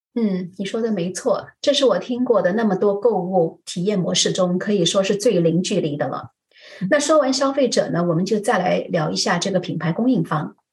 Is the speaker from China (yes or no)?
yes; Shanghai, China; 我小时候在上海的大街小巷里啊，逛小店觅宝